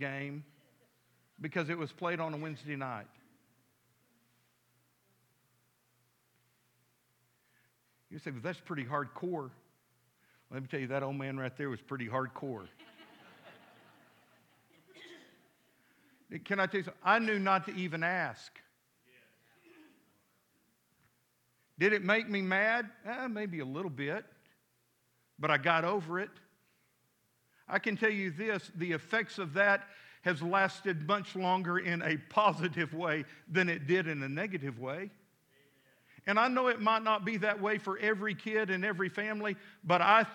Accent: Midland, Texas, United States; now in Fort Smith, United States; I grew up in Midland, Texas back in the day

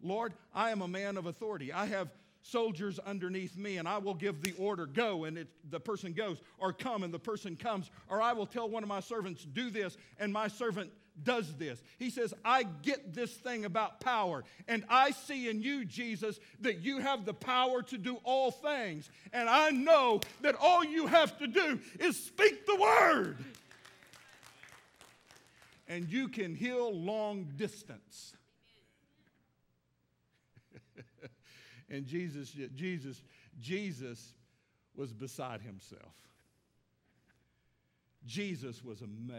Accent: Midland, Texas, United States; now in Fort Smith, United States; me going back to Midland, Texas, my hometown.

